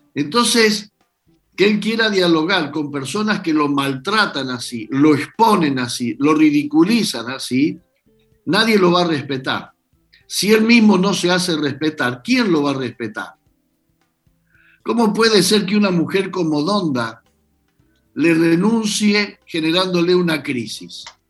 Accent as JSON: {"language": "Spanish", "country": "Argentina", "said": "los argentinos nos encargamos"}